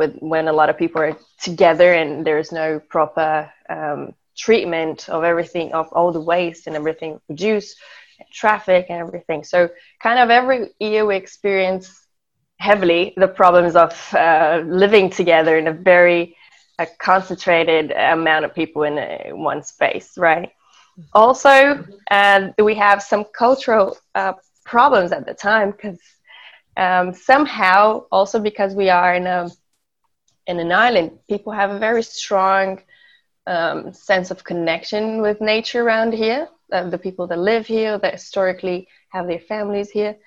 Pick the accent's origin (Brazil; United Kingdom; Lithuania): Brazil; Florianópolis, Santa Catarina; English is a second language; also born or lived in Germany / Austria; I was born and raised in Florianópolis.